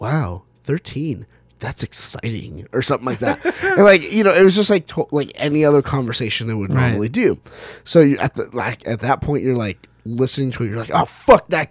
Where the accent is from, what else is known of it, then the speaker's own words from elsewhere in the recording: Southern California, United States; I'm from Southern California, God's country.